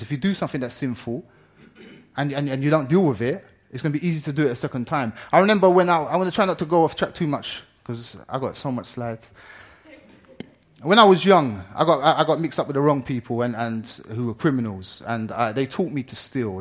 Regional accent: Ireland; now in England; I'm Irish

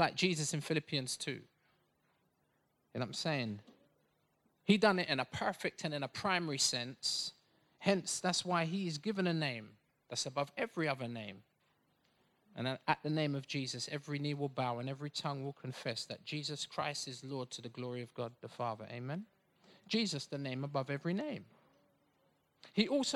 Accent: Bedfordshire, East of England, United Kingdom; I was born in Bedfordshire

